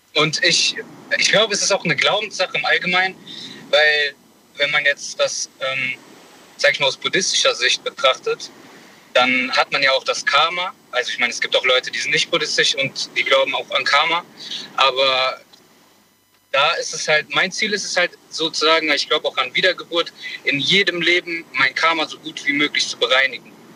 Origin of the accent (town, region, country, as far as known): Bonn, North Rhine-Westphalia, Germany